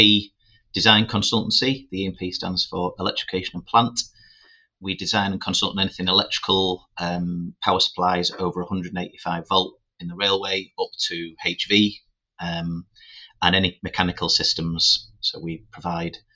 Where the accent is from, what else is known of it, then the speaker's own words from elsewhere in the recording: Doncaster, Yorkshire and the Humber, United Kingdom; also born or lived in Birmingham; when I was growing up in Doncaster